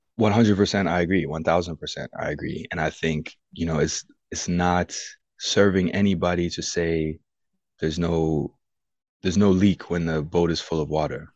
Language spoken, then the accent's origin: English; United States; I'm American through and through